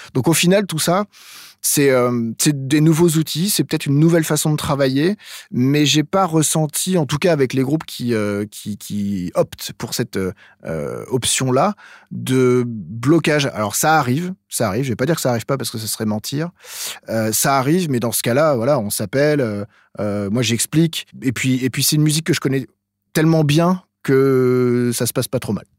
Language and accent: French; Eure-et-Loir, Centre-Val de Loire, France; moved away as an adult; also born or lived in Chartres / Paris; now in Clisson, France; moi je suis originaire d'Or-et-Loire